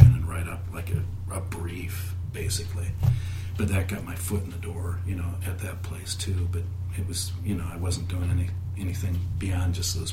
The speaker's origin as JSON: {"language": "English", "town": "Peoria", "region": "Illinois", "country": "United States", "tie": "born or raised there", "moved": "as an adult", "lives_now": "Chicago, United States", "said": "I grew up in Peoria"}